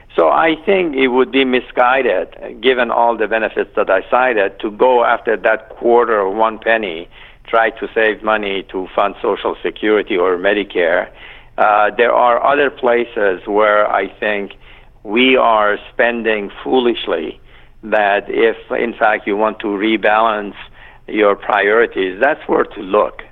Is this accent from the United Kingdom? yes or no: no; Iran; now in United States; I'm not Iranian. I'm Iranian American